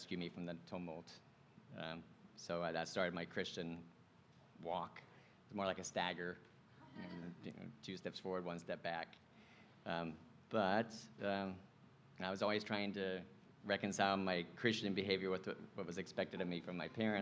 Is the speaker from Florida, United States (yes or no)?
yes; Venice, Florida, United States; I was born and raised in Venice, Florida